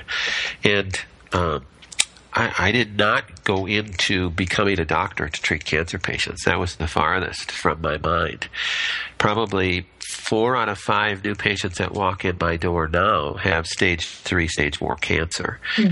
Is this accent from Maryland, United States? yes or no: no; Minnesota, United States; also born or lived in Monterrey, Mexico; We're from Minnesota.